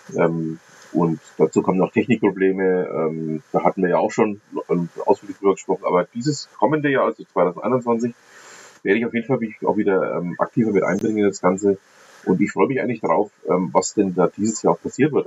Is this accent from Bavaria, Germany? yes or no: yes; Middle Franconia, Bavaria, Germany; als Mittelfranke